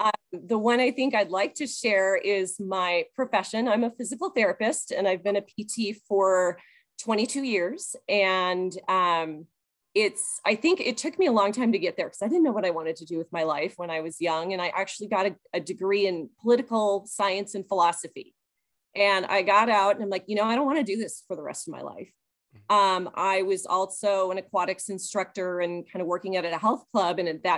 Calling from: Kalispell, Montana, United States; I'm calling from Kalispell, Montana.

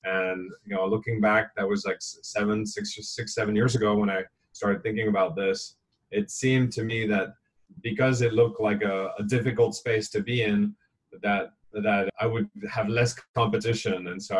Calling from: Hong Kong; I'm calling you from Hong Kong, where things are pretty quiet.

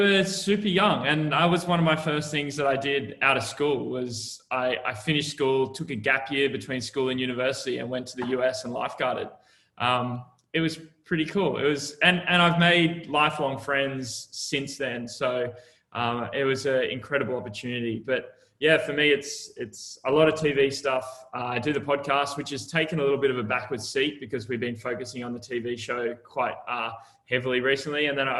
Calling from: Sydney, New South Wales, Australia; Yeah, I'm coming from the future. Sat in my little office right here in Manly, Sydney, Australia.

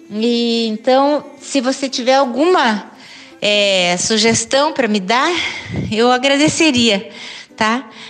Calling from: Curitiba, Paraná, Brazil; de Curitiba e eu gosto muito de dançar.

